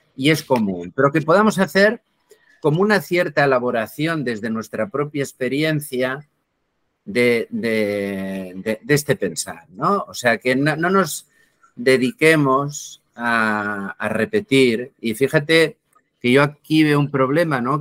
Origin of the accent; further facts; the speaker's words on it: Barcelona, Catalonia, Spain; Yo soy de Barcelona. Eh, bueno, ya soy algo viejo, nací el año 1954, sigo en Barcelona.